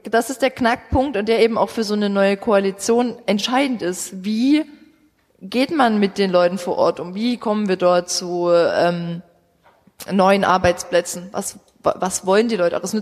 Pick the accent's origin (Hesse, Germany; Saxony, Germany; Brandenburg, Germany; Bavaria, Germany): Saxony, Germany; Ähm, ich komme aus dem Vogtland, ich darf das sagen.